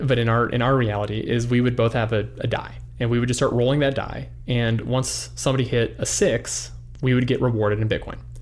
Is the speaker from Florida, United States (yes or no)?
no; Albuquerque, New Mexico, United States; moved away as an adult; also born or lived in Los Angeles; now in Idaho, United States; I grew up in Albuquerque, New Mexico